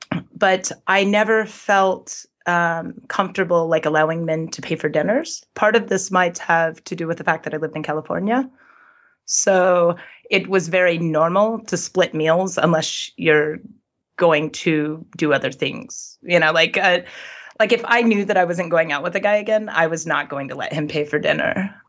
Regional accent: Sweden; Yes, the things that are happening today that are public, I know you've talked about the problems in Sweden with feminism. Those issues I saw those when I was younger, when I was a teenager

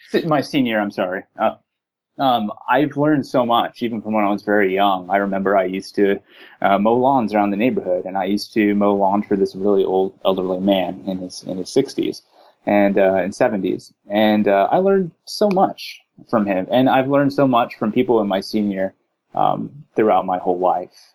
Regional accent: Texas, United States; moved away as an adult; now in California, United States; I was born in Texas, grew up in Texas

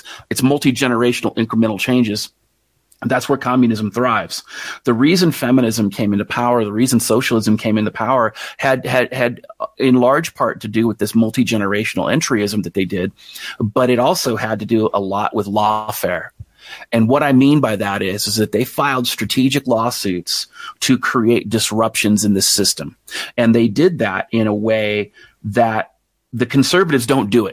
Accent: United States; me as an American

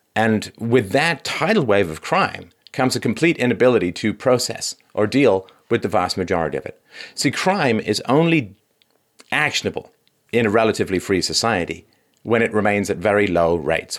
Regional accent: London, United Kingdom; moved away; I grew up in London

